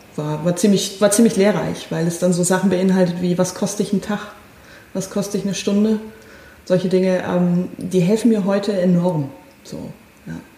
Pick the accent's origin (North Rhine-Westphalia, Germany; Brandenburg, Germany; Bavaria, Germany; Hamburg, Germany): Bavaria, Germany; Northern; ich bin in der Diaspora aufgewachsen, das heißt also an, an, an einem Ort, an dem ähm, wenige Menschen katholisch sind, aber verhältnismäßig viele evangelisch waren, lutherisch, ähm, Nordbayern